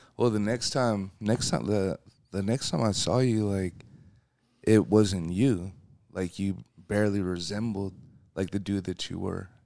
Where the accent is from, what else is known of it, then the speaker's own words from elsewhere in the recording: Seattle, Washington, United States; coming in the world, you know, in Seattle, it's a rainy place